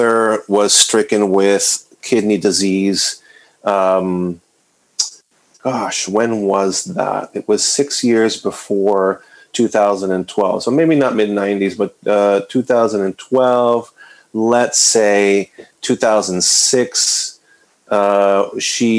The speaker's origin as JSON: {"language": "English", "town": "San Juan", "country": "Puerto Rico", "tie": "born or raised there", "also_born_or_lived": "Western Massachusetts", "moved": "yes", "lives_now": "New England, United States", "said": "I was born and raised in San Juan, Puerto Rico, just outside in the suburbs of San Juan, Puerto Rico"}